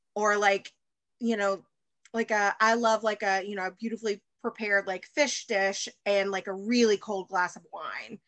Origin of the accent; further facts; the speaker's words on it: Alabama, United States; moved away as an adult; also born or lived in Chicago; I'm from Alabama and um and I'm back here in the South now